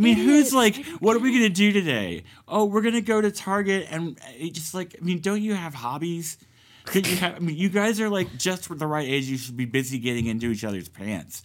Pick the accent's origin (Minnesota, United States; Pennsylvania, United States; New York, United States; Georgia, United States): Georgia, United States; the cities in Georgia are like my hometown is very blue because it's very black